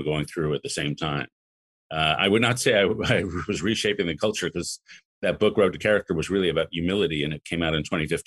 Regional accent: New York City, New York, United States; also born or lived in Chicago; I grew up in Lower Manhattan

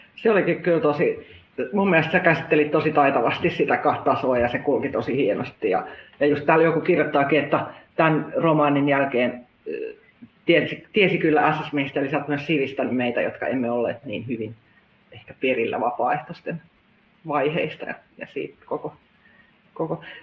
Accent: Pori, Satakunta, Finland; moved away; Koska olen itsekin Porista kotoisin

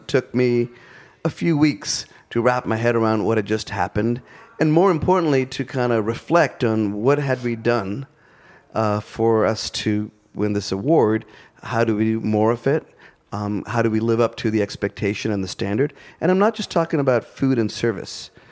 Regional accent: India; now in Asheville, United States; I'm still an Indian interpreting Southern food through the lens of being an Indian

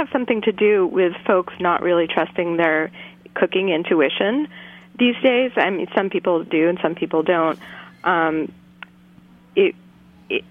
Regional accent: New York, United States; moved away as an adult; now in Brattleboro, United States; I was born and raised in New York, and I moved to Brattleboro 5 years ago

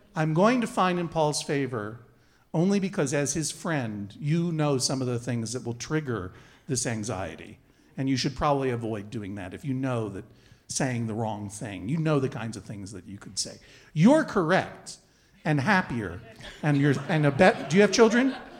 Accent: New York City, New York, United States; here in my hometown of New York City

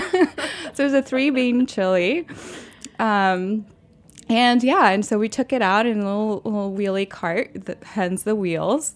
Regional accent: Mayagüez, Puerto Rico; moved away; also born or lived in New York City; I grew up in Puerto Rico, in Mayagüez, Puerto Rico, which is a small town on the west side of the island.

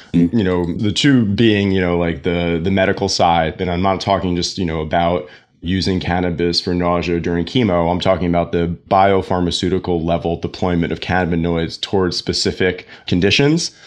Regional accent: New York City, New York, United States; moved away as an adult; also born or lived in Jersey City, New Jersey; now in New Jersey, United States; I'm born and raised in New York, Staten Island

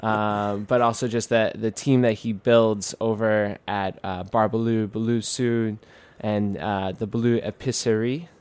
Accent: New York City, New York, United States; I'm a kid from Queens, New York

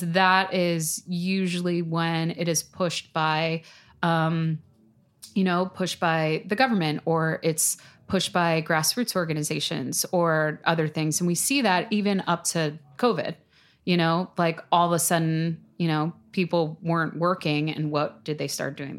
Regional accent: New York City, New York, United States; I grew up in Staten Island

